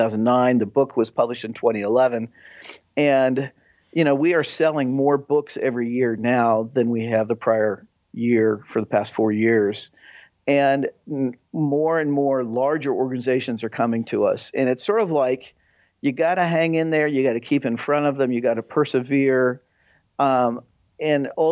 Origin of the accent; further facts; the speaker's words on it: United States; I grew up outside of Kansas City and, you know, Midwestern